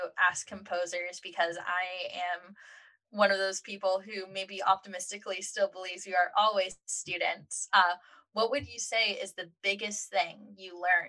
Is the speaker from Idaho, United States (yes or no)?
yes; Idaho, United States; I'm from Idaho, so I have lots of friends out and about in the Pacific Northwest.